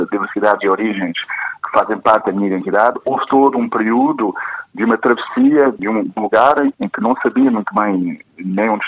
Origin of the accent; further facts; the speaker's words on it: Mozambique; moved away; also born or lived in Portugal; eu nasci em, em Moçambique, em 71, portanto, ainda durante o período colonial. Os meus pais também nasceram em Moçambique e são, eh, como eu, mulatos, mestiços